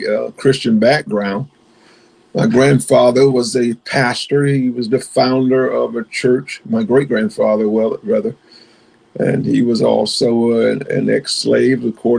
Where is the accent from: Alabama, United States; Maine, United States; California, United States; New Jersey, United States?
Alabama, United States; Greenville; moved away as an adult; also born or lived in Bridgeport, Connecticut / Chesapeake, Virginia; originally from Greenville, Alabama. I'm a country boy. Greenville is about 40 miles below Montgomery. And so I grew up there